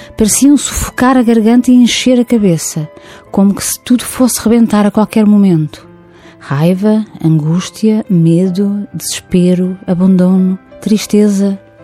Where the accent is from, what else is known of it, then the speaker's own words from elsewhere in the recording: near Lisbon, Portugal; Nasci perto de Lisboa